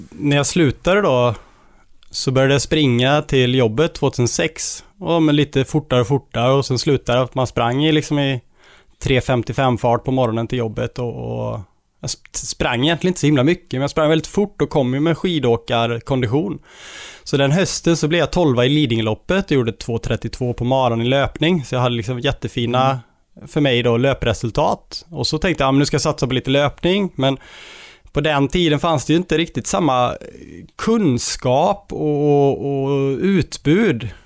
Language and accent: Swedish; Borås, Västra Götaland, Sweden; jag är från Borås